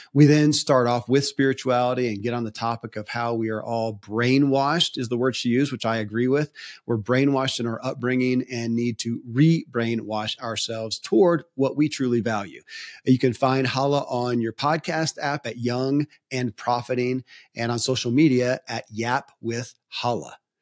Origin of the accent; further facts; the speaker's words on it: Kentucky, United States; I grew up in Kentucky